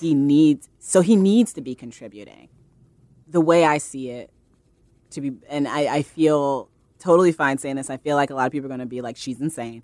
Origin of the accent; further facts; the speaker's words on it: Fort Wayne, Indiana, United States; moved away as an adult; now in New York, United States; I'm from Fort Wayne, Indiana